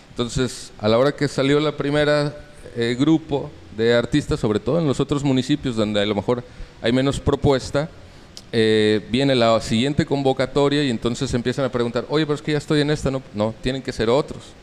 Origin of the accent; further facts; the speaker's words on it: Mexico City, Mexico; now in Baja California Sur, Mexico; yo nací en la Ciudad de México. Eh, pues ya tengo más de 25 años viviendo en Baja California Sur.